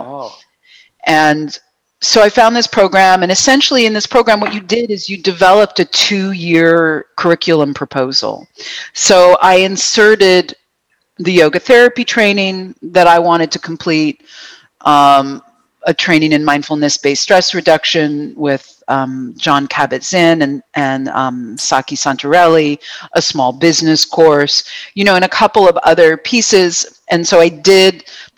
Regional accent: Buffalo, New York, United States; also born or lived in Boston; now in Vancouver, Canada; Yes, I am American. I was born in Buffalo.

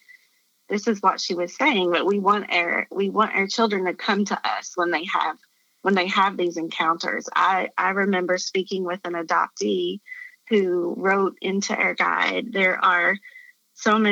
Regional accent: Appalachia, United States; I grew up in Appalachia in the mountains in a very white community.

